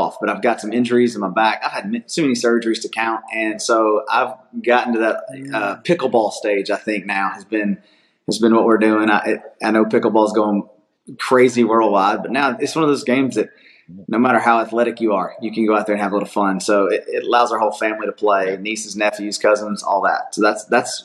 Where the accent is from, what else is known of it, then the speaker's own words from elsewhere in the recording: Atlanta, Georgia, United States; I grew up here in South Atlanta, about 45 minutes from where the church is located